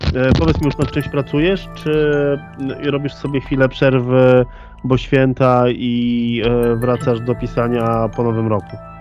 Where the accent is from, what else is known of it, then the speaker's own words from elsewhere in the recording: Łódź Voivodeship, Poland; Ja akurat jestem z województwa łódzkiego